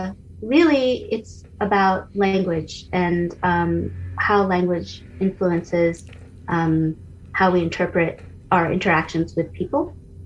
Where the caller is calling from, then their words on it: Albany, California, United States; I'm here from Albany, California, which is right next to Berkeley, a center of social justice for many.